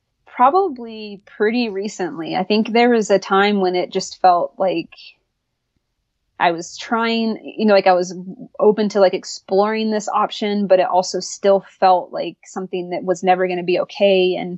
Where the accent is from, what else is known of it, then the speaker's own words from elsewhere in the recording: the South, United States; obviously I grew up in the South, I went to college in North Carolina